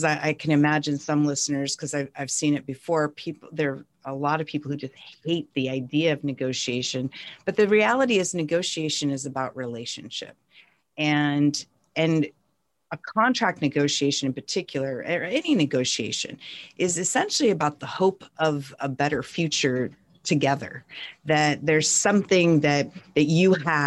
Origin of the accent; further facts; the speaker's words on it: North Central Montana, United States; now in California, United States; I grew up in North Central Montana on a tiny ranching town in rural Montana.